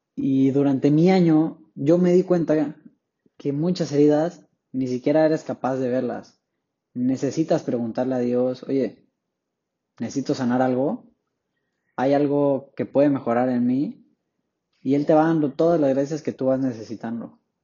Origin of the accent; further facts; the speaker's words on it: Tapachula, Chiapas, Mexico; soy originario de Tapachula, Chiapas, hasta el sur de México